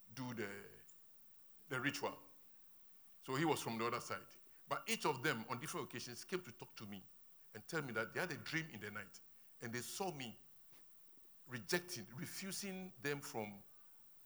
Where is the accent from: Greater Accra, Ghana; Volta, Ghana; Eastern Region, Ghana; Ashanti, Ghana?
Volta, Ghana; Ho; moved away; When I'm going to my hometown, when I get to Ho and I'm getting to the outskirts of my village